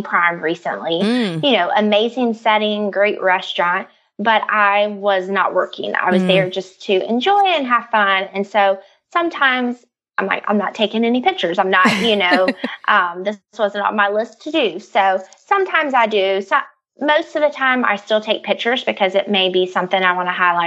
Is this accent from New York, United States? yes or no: no; Greenville, South Carolina, United States; moved away as an adult; now in Nashville, United States; I am originally from Greenville, South Carolina